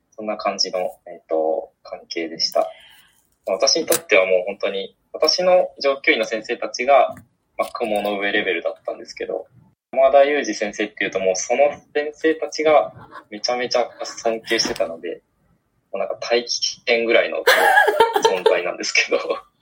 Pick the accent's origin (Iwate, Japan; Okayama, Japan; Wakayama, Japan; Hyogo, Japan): Okayama, Japan; moved away as an adult; also born or lived in Tokyo; 今、地元の岡山県の方に帰って、はい、岡山で仕事をしております